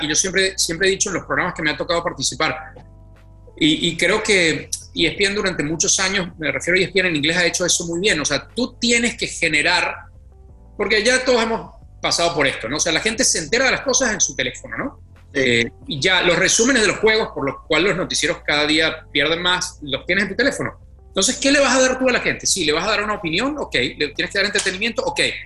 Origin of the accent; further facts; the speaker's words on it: Venezuela; first language Spanish; moved away as an adult; now in Mexico; cuando yo me fui de Venezuela